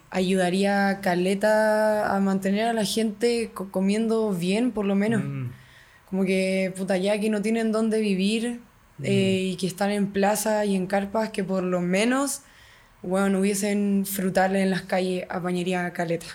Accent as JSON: {"language": "Spanish", "country": "Chile"}